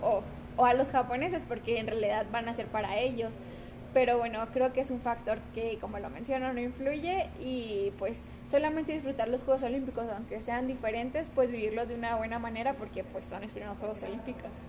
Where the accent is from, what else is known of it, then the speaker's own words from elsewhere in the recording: Mexico; como mexicanas